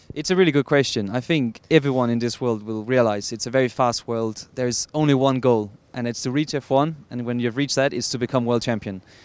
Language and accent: English; Denmark; I'm from Denmark